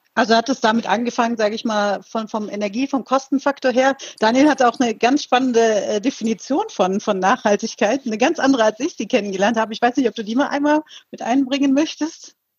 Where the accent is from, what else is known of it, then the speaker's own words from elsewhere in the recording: Eifel, Rhineland-Palatinate, Germany; wie schön die Eifel doch ist, wo ich aufgewachsen bin